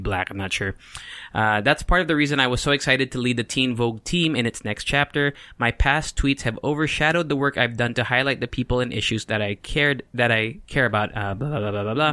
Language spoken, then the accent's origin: English; California, United States; also born or lived in Mira Mesa, San Diego; now in Philippines; I grew up in California